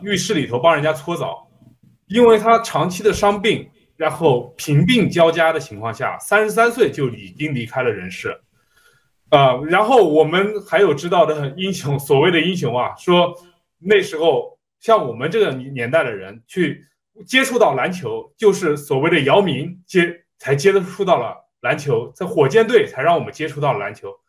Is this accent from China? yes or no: yes; China; 啊，是他让我们中国人知道，我们中国人的肌肉可以比任何一个民族、任何一种肤色的人都能强。